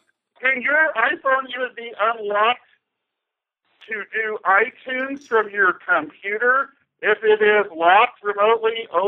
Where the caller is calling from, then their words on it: Kansas City, Missouri, United States; …, Kansas City, Missouri.